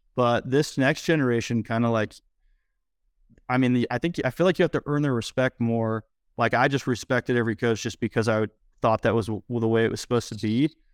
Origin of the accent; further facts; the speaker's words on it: Idaho, United States; finally moved back to my hometown in Idaho